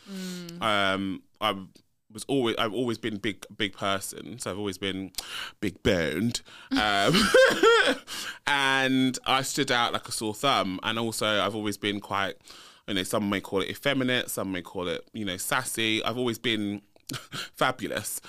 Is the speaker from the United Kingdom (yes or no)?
yes; London, United Kingdom; also born or lived in Leeds; So I um I grew up in London, so I'm a North London boy. Um, was born and bred. Born and bred in North London